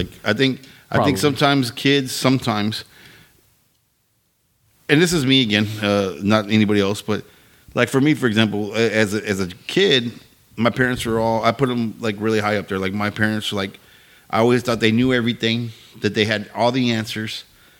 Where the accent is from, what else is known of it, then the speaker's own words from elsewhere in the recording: Victoria, Texas, United States; Yeah, I grew up in Victoria. So it was like you couldn't do shit in Victoria